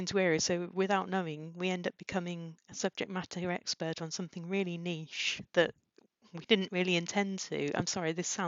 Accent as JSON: {"language": "English", "town": "Peterborough", "region": "East of England", "country": "United Kingdom", "said": "I come from Peterborough, which isn't exactly well known for its high flyers."}